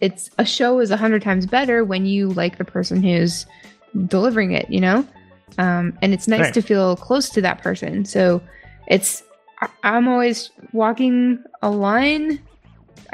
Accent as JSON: {"language": "English", "country": "Canada", "accent": "Canadian", "moved": "yes", "said": "I do say a boot sometimes. My mom's coming to visit in a few weeks, so expect my accent to spike up again. And I am going to be visiting home sometime within the next few months"}